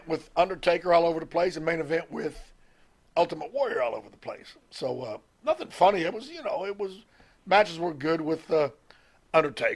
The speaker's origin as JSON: {"language": "English", "region": "Mississippi", "country": "United States", "said": "I'm from Mississippi."}